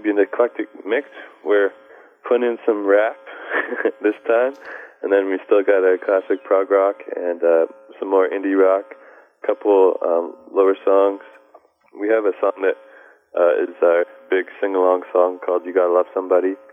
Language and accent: English; Canada; We're from Canada